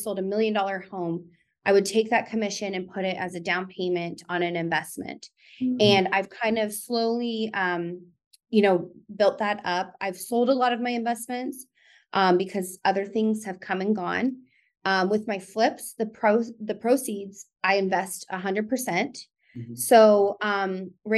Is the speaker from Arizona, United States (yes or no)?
yes; Tucson, Arizona, United States; also born or lived in Phoenix; I'm from Tucson, born and raised